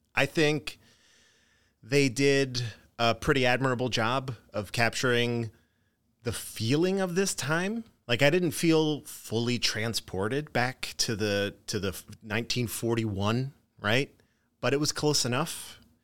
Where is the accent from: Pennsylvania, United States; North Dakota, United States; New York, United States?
Pennsylvania, United States; Philadelphia; I grew up in Philadelphia